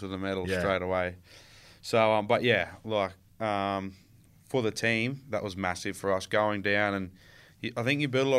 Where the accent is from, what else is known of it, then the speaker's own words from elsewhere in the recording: Queensland, Australia; Oh, I love going home every year. I try to go home at the end of the year, usually for about 5 or 6 weeks